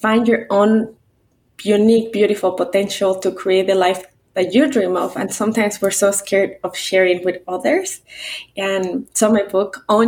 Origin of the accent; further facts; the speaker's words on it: Mexico City, Mexico; English is a second language; now in United States; I was born and raised in Mexico City in a very traditional culture with a very traditional dad. I moved to the States without speaking the language